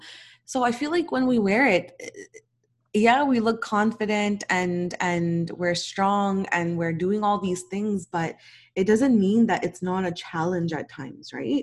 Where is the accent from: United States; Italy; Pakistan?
Pakistan; I'm Pakistani and I'm married to a Nigerian.